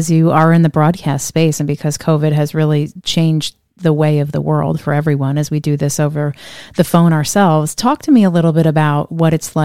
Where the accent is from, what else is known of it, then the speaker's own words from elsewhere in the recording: Northeast, United States; I grew up in the Northeast